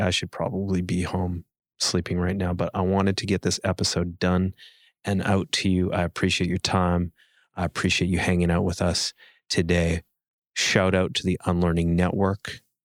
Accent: Canada

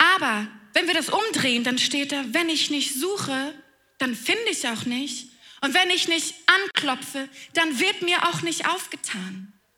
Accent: Flensburg, Schleswig-Holstein, Germany; ich komme ganz oben aus dem Norden, aus Flensburg

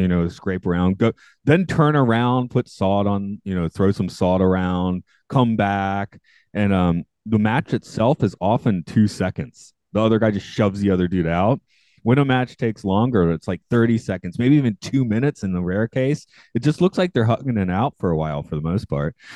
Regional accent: the South, United States; I grew up in the South

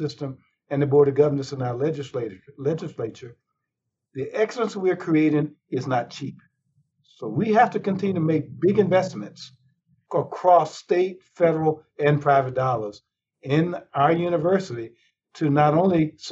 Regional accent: North Carolina, United States; I grew up in North Carolina

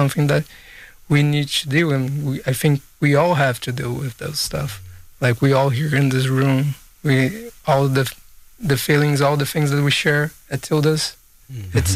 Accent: southern Brazil, Brazil; also born or lived in Manaus, Brazil; I was born in Manaus, as I stated, and I left there when I was a baby, and I lived like in the southern part of Brazil for most of my life, and then I came back to live in Manaus as a teenager.

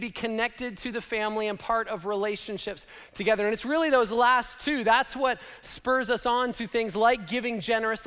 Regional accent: Canada; moved away; Laura and I grew up in Canada

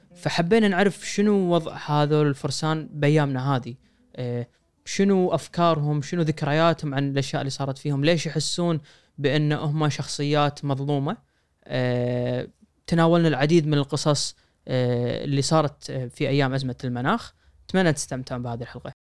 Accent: Kuwait; عندنا بالكويت

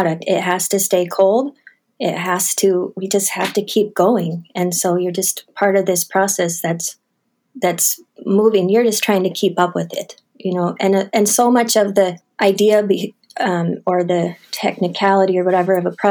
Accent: Butte, Montana, United States; where I grew up in Montana

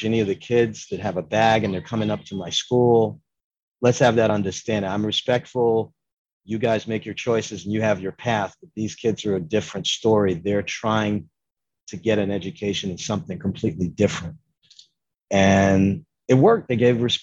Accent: New York City, New York, United States; moved away; I was born in Harlem and I taught in New York from 85 to 95

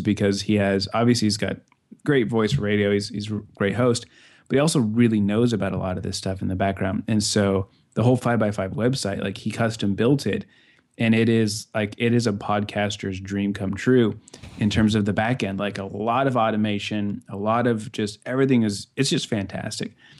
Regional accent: Castle Rock, Colorado, United States; my hometown, Castle Rock, Colorado

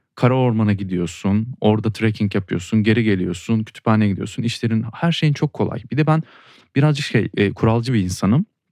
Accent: Turkey; burada doğdum ve burada doğduğun için coğrafyaya bir bağlılık hissediyorsun

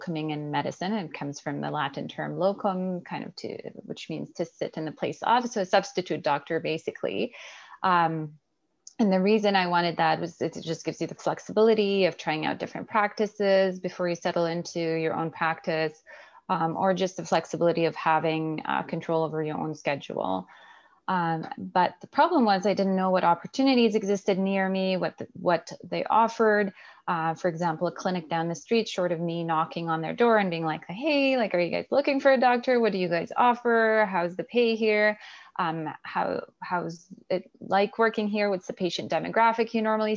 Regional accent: Canada; also born or lived in Alberta; I'm a Canadian physician

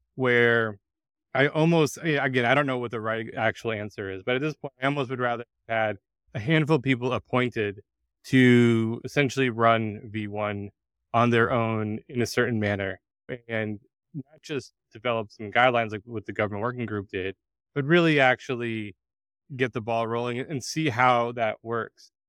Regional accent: United States; … and I are both Americans. We grew up in the United States

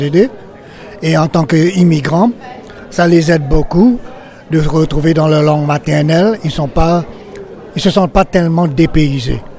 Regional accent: Burundi; now in Canada; Je suis originaire du Burundi

